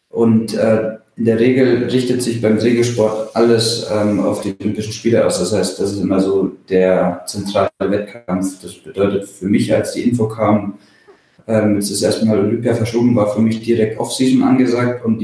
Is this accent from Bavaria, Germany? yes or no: yes; Bavaria, Germany; now in Kiel, Germany; aufgewachsen bin ich ja im Allgäu, also ganz auf der anderen Seite von Deutschland mhm. ähm, und wohne hier in Kiel seit 2009 fest.